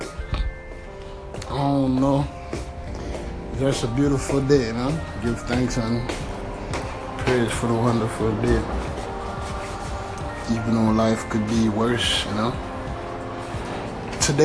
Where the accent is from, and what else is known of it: United States